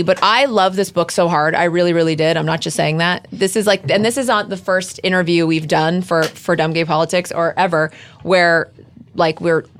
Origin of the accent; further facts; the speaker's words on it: Texas, United States; as you know, I'm from Texas